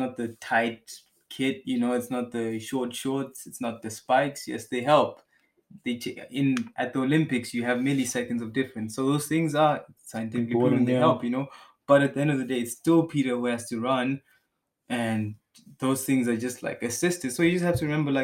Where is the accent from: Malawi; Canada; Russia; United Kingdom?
Malawi; now in Germany; I come from Malawi